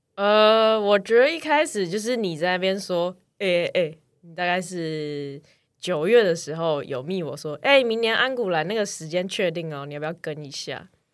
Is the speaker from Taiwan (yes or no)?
yes; Taiwan; 我们从台湾来